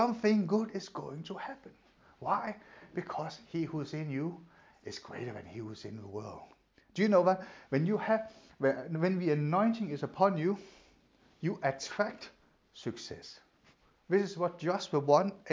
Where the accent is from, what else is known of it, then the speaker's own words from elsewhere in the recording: Denmark; English is a second language; moved away; when I grew up in Denmark, we don't have school uniforms